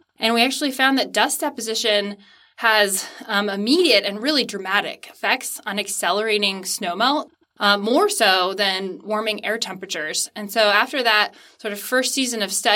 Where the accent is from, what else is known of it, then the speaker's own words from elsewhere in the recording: Alaska, United States; moved away as an adult; now in Utah, United States; growing up in Alaska